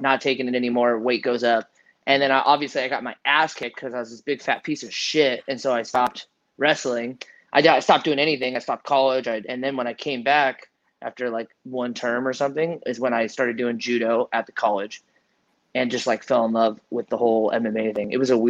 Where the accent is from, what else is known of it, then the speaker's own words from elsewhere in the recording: Iowa, United States; born there; I never fit in California. I was born in Iowa.